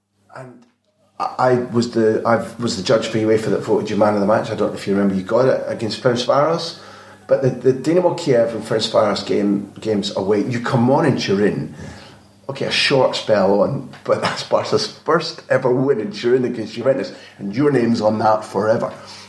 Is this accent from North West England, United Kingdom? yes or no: no; Scotland, United Kingdom; I'm a Scot, I'm a Celt. We get quite emotional about things